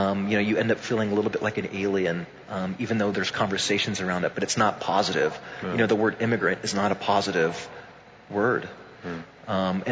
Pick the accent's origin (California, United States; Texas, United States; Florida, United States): Florida, United States; Tampa; I grew up in Tampa, in very much like a home that was like the Puerto Rican flag was like flying over it